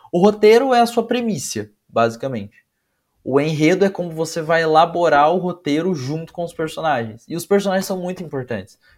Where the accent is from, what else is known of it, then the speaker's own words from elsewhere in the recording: Brazil; É, mesmo eu sendo brasileiro, as raízes dele são de culturas que eu não tenho tanto contato.